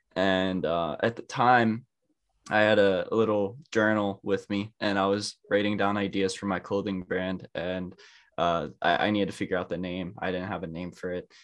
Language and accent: English; Pittsburgh, Pennsylvania, United States; I'm from Pittsburgh, Pennsylvania